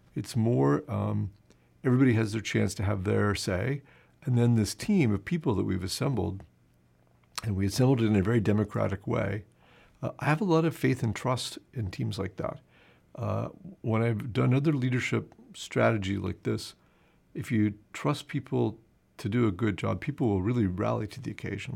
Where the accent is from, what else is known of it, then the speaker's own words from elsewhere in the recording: United States; moved away as an adult; now in Canada; it's the American in me